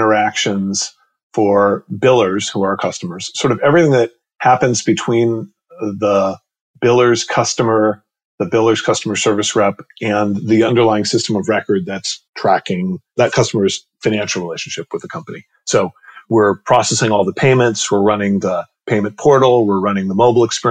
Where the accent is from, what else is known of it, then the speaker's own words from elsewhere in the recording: New York, United States; also born or lived in Palo Alto / Los Angeles; I was born in Palo Alto, California. I live in Palo Alto, California. In fact, probably about 500 yards from where I was born. I was like a salmon that swam back home because I actually grew up in New York